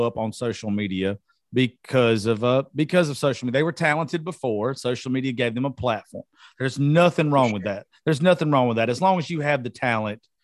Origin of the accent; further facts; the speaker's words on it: Georgia, United States; I'm from Georgia